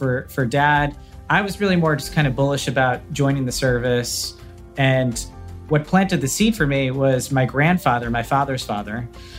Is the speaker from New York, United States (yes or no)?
yes; Great Neck, New York, United States; I grew up in Long Island, New York. In Great Neck.